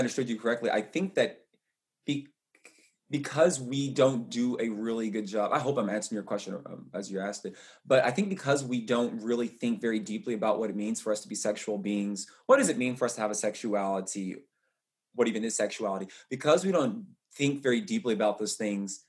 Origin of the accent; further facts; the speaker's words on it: Louisville, Kentucky, United States; I'm from Louisville, Kentucky.